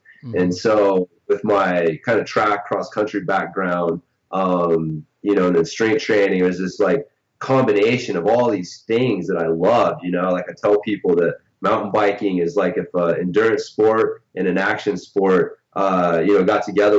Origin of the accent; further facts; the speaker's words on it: Oklahoma, United States; born there; No, I was originally from, I was born in Oklahoma, which is probably a place that a lot of, international people are like, where?